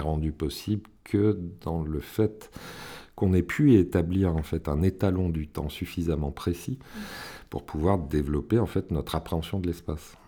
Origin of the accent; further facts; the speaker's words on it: Villeurbanne, Auvergne-Rhône-Alpes, France; je suis originaire de Villeurbanne